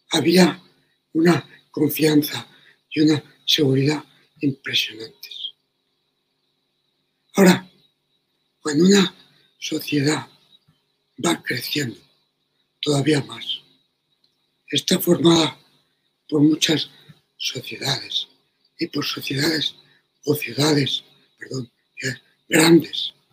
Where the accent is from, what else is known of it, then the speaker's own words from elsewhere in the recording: Madrid, Community of Madrid, Spain; en el Madrid de mi niñez